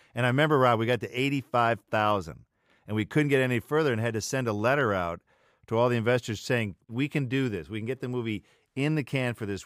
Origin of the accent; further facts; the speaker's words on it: the North, United States; as a Northerner